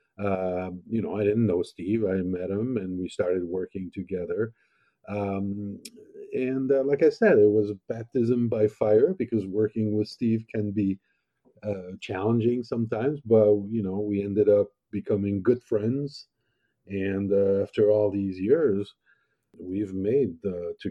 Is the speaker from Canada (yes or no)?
no; France; now in United States; I grew up in France